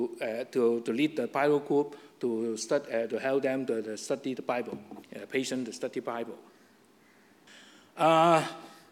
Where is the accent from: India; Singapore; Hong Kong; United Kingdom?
Hong Kong; English is a second language; moved away; I still live in Hong Kong alone